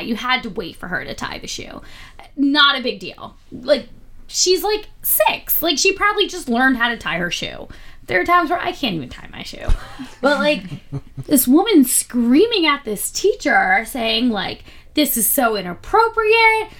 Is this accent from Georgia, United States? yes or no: no; Philadelphia, Pennsylvania, United States; now in New York City, United States; I'm from Philadelphia